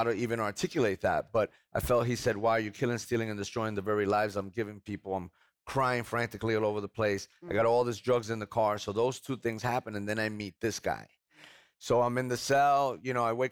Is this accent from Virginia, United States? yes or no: no; Hoboken, New Jersey, United States; now in Spring, Texas, United States; I come from Hoboken, New Jersey, right outside of Manhattan.